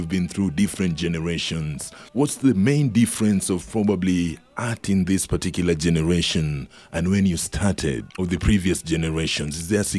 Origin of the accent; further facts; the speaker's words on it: Kenya; now in Reno, United States; I'm back in Kenya, because I'm from Kenya.